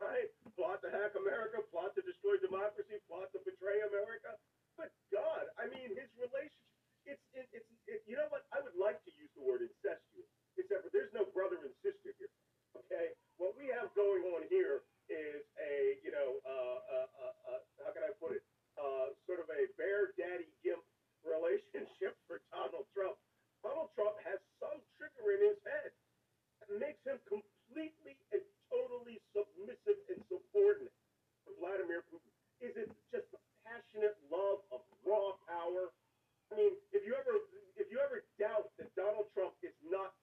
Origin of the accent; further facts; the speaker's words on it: Philadelphia, Pennsylvania, United States; I'm a Philadelphian